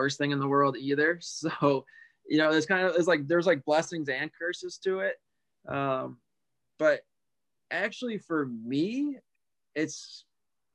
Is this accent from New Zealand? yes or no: no; Buffalo, New York, United States; I'm from Buffalo, New York. So we have the hockey arena up here called KeyBank Arena.